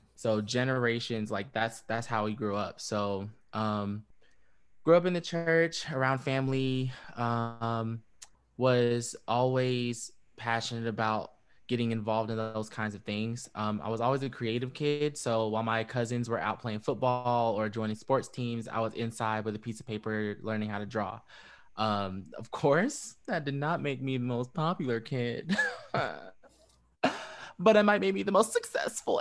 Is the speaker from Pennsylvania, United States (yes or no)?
no; Fayetteville, North Carolina, United States; I was born in Fayetteville and, um, raised in Fayetteville.